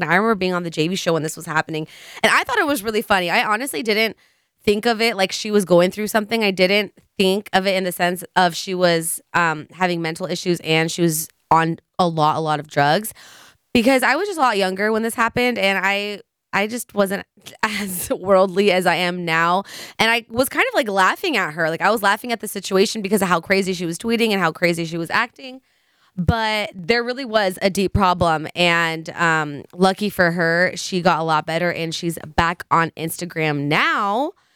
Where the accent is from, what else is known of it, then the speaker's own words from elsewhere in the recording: San Leandro, California, United States; also born or lived in Hayward, California / Oakland, California; I've lived in San Leandro since I was five, so for the past twenty years